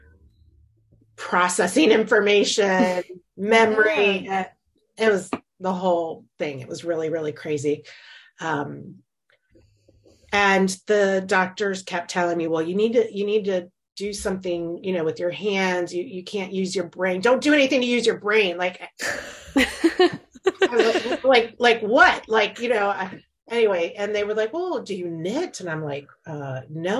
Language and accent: English; Florida, United States; moved away as an adult; also born or lived in North Carolina; now in Virginia, United States; I was born and raised in Florida